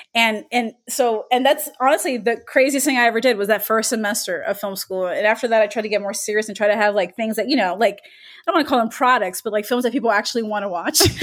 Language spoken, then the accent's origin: English; Miami, Florida, United States; I grew up in Miami